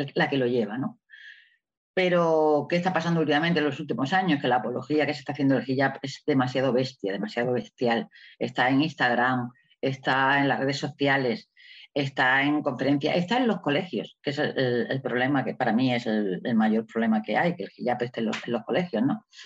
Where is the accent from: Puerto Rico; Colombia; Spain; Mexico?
Spain; Melilla; estoy en Melilla, ¿no? Melilla es una ciudad muy especial porque está en el norte de África, es una ciudad española, donde yo nací hace ya muchos años